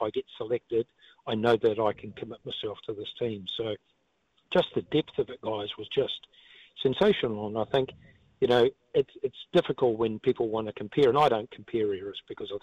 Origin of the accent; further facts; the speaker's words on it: Auckland, New Zealand; a four-year-old kid growing up in South Auckland